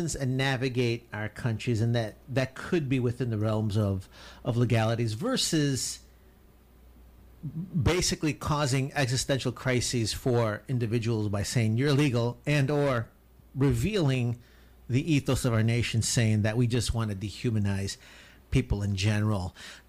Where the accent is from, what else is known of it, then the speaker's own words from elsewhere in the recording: Chicago, Illinois, United States; I was born in Chicago, fool.